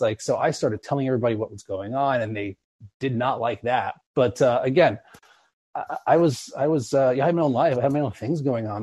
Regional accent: East Coast, United States; now in Los Angeles, United States; I'm originally from the East Coast

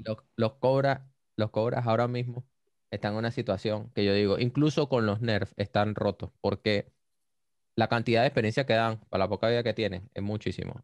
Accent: Venezuela; como todo venezolano

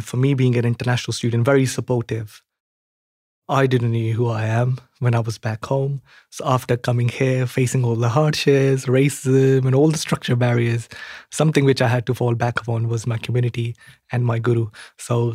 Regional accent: Punjab, India; moved away as an adult; now in Birmingham, United Kingdom; I'm an international student from Punjab. I came to Birmingham 8 years ago.

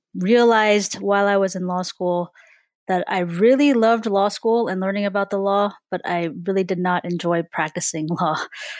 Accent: California, United States; growing up in California and the Bay Area especially, I grew up in a very diverse community and my family is very diverse, very mixed in terms of racial and ethnic and national origins.

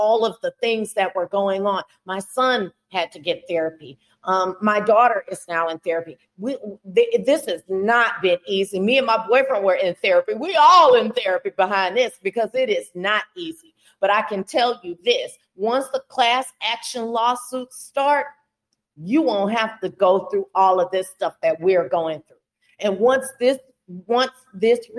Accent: Houston, Texas, United States; moved away; I'm originally from Houston

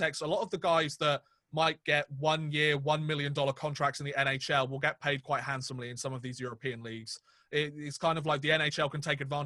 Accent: England, United Kingdom; we're two English guys. We only know English.

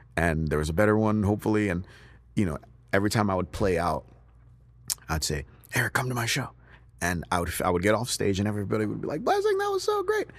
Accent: United States; born or raised there; also born or lived in Nigeria

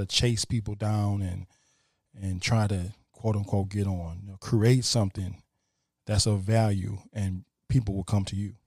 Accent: Toledo, Ohio, United States; moved away; Toledo, my hometown

